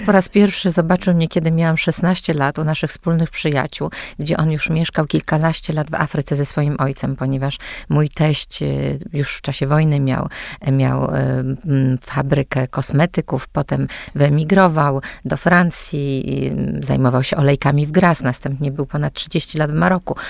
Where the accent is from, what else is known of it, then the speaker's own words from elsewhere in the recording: Sopot, Pomeranian Voivodeship, Poland; wyrosłam naprawdę we wspaniałym domu